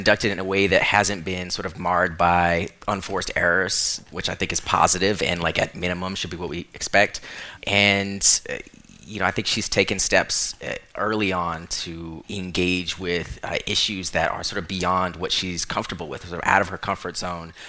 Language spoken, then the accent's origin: English; Orlando, Florida, United States; now in New York, United States; I grew up in Orlando, Florida, and now I live in New York